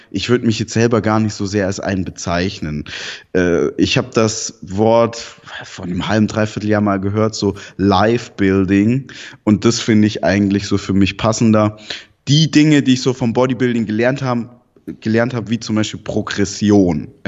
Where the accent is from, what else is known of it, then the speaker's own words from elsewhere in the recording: Southern Germany, Germany; also ich bin in Süddeutschland aufgewachsen, in einer Pflegefamilie nicht bei meinen leiblichen Eltern, mit denen habe ich auch keinen Kontakt.